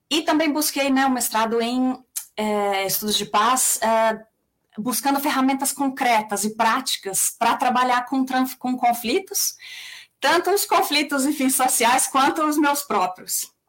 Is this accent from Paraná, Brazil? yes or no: no; São Paulo, Brazil; accent: São Paulo; also born or lived in Mato Grosso / Recife; morei no Mato Grosso, morei em Recife, morei muito tempo em São Paulo, é daí que vem, é daí que vem meu sotaque.